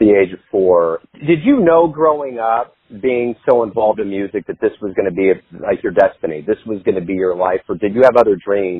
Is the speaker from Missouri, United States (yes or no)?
yes; Kansas City, Missouri, United States; I'm obviously from Kansas City. I've been here my whole life.